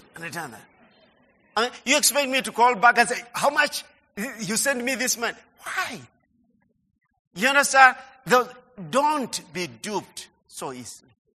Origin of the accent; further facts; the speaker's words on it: Budalangi, Busia County, Kenya; our home in Budalangi